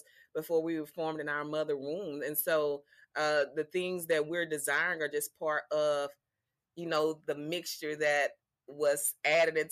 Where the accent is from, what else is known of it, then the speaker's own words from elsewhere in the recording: Mobile, Alabama, United States; also born or lived in New York City; I don't even tell people I'm from Mobile anymore.